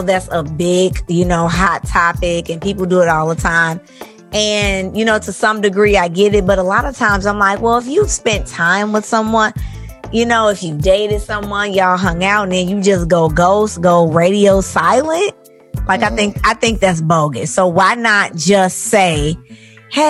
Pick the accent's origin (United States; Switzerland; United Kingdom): United States; Chicago, Illinois; I'm from Chicago.